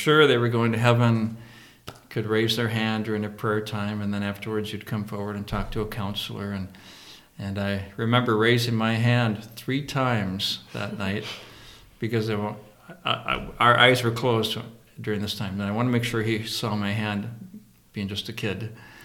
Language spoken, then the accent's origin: English; Mason City, Iowa, United States; I grew up in Mason City, Iowa, a long time ago